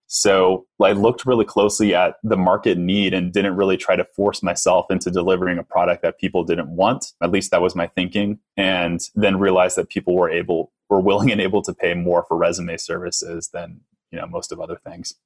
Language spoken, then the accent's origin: English; Texas, United States; I'm from Texas